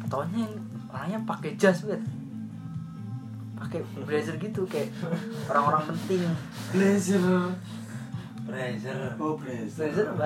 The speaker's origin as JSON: {"language": "Indonesian", "town": "Temanggung", "region": "Central Java", "country": "Indonesia", "said": "saya dari Temanggung"}